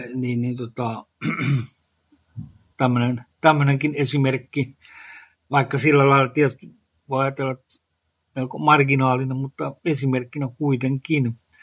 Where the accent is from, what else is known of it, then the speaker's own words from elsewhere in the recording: Lohja, Uusimaa, Finland; olen Lohjalta kotoisin